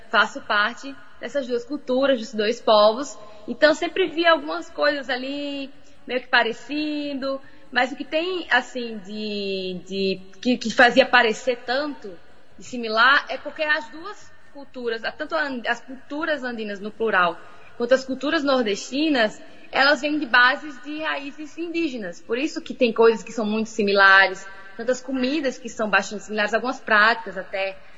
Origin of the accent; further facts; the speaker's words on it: Oruro, Bolivia; moved away; also born or lived in Natal; Não, nasci no Natal, nasci... mas eu me mudei para Bolívia ainda na infância.